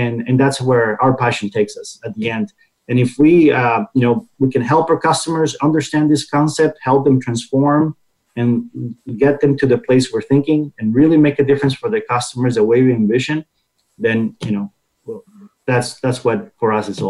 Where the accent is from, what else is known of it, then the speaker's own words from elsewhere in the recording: Costa Rica; moved away as an adult; now in United States; my home country is Costa Rica, so I started first through my career in Latin America, and eventually I made it to the U.S. and stay here